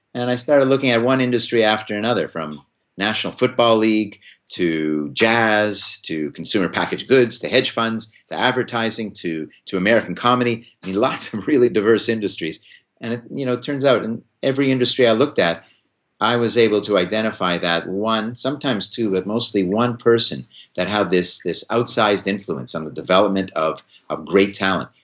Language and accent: English; Montreal, Quebec, Canada; now in Hanover, United States; I grew up in Montreal